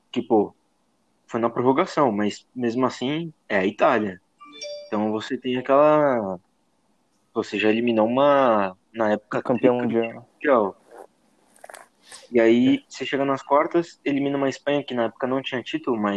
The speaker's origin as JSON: {"language": "Portuguese", "country": "Brazil", "said": "Nós, como brasileiros"}